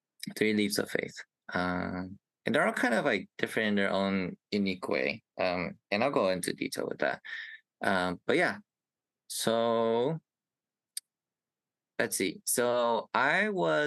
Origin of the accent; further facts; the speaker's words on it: Indiana, United States; I am from Indiana, a cute little Midwest state in the U.S.